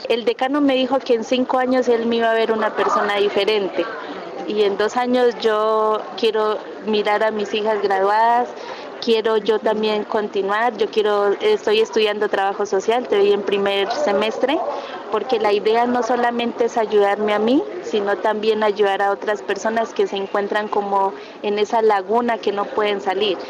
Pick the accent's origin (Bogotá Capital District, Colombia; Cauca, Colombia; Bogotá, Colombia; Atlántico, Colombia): Cauca, Colombia; moved away as an adult; now in Armenia, Colombia; uno dice que viene el departamento del Cauca porque nos dicen que somos guerrilleros